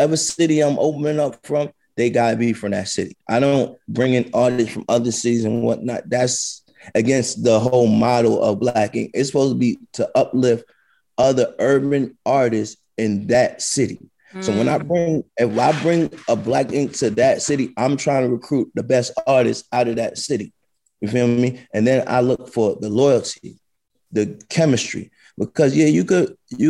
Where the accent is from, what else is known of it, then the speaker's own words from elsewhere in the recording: New York City, New York, United States; I'm from the South Bronx, brother. I grew up in the 80s and the early 90s out there.